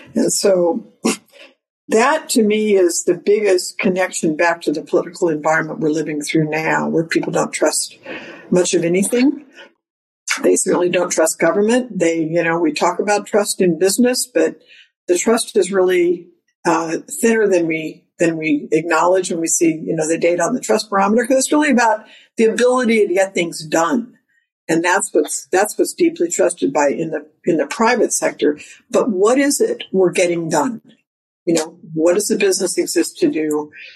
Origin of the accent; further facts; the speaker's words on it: California, United States; moved away as an adult; now in New York City, United States; I live in New York City, but I grew up in California